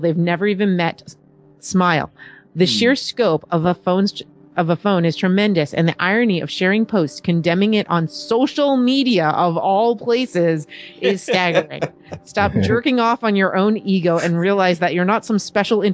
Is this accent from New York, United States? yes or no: yes; New York, United States; I'm from New York.